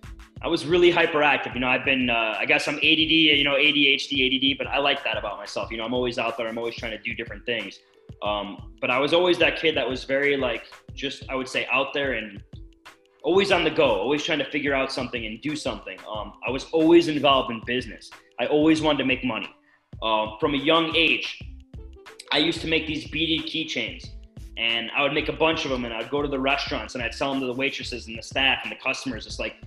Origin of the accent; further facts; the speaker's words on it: Vernon Hills, Illinois, United States; I am from Vernon Hills, Illinois, which is the northwest suburbs of obviously Illinois, city of Chicago.